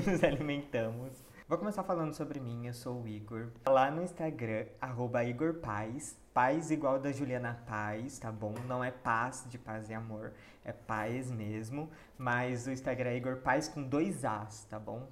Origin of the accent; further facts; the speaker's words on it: Jundiaí, São Paulo, Brazil; nós dois somos de Jundiaí